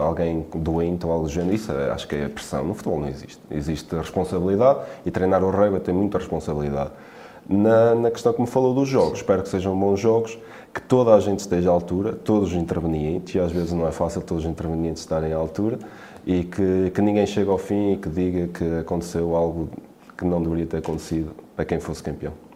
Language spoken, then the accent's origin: Portuguese; Quintela, Portugal; eu sou de Quintela